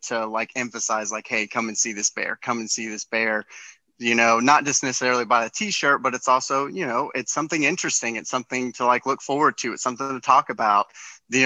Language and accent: English; Winchester, Kentucky, United States; I'm from Winchester, Kentucky, which is right next to Lexington